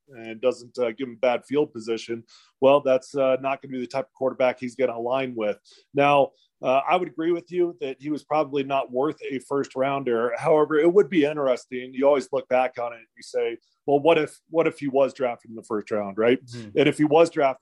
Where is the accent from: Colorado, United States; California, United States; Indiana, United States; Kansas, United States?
Colorado, United States; Denver; brought me back to my hometown